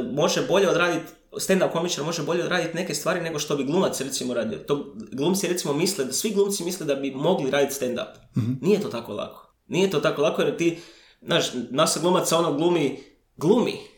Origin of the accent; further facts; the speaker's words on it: Croatia; kod nas u Hrvatskoj